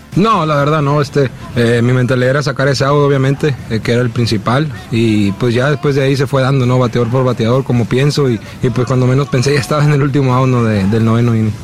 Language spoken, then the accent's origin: Spanish; Mexico; orgulloso de mi tierra